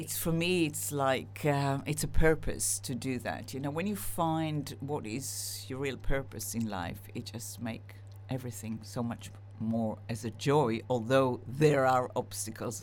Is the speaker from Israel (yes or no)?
yes; Israel; now in United Kingdom; I'm split Israeli, split British